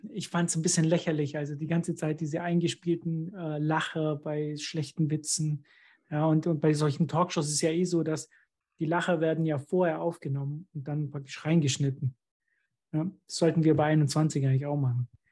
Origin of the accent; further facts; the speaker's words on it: Germany; ich bin jetzt ganz alleine als Deutscher hier unter Österreichern